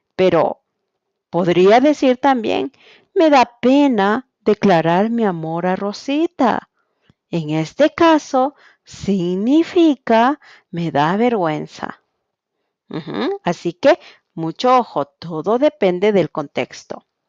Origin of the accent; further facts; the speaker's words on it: Quito, Pichincha, Ecuador; soy de Quito, Ecuador